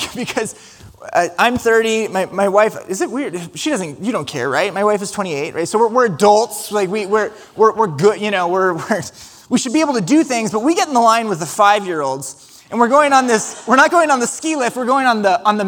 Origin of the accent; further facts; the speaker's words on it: Ames, Iowa, United States; we're from Ames, Iowa